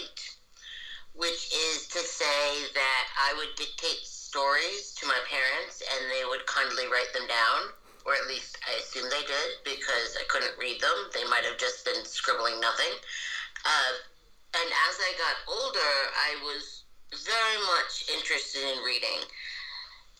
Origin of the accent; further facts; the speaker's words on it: New York, United States; I am a white person who grew up in New York as an English